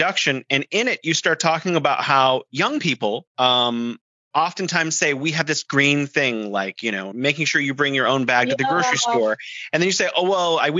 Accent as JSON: {"language": "English", "region": "California", "country": "United States", "moved": "yes", "lives_now": "Beijing, China", "said": "I'm originally from California, now living here in beautiful Beijing"}